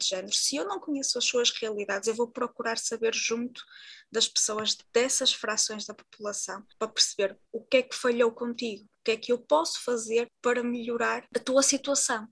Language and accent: Portuguese; Portugal; enquanto uma mulher da etnia predominante em Portugal